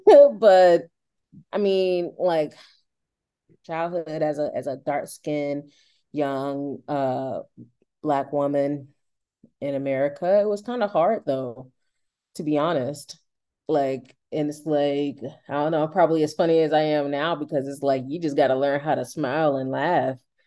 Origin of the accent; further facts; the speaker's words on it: Durham, North Carolina, United States; moved away as an adult; now in Moncton, Canada; I'm from North Carolina, in the United States, Durham, North Carolina